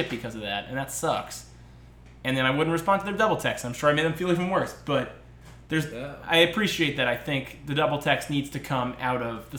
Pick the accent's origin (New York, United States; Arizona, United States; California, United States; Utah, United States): New York, United States; Westchester; moved away; I was originally from Westchester, New York